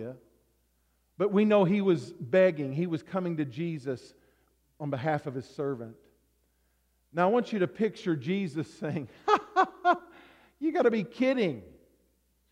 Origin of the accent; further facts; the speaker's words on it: the South, United States; now in Alaska, United States; I grew up in the South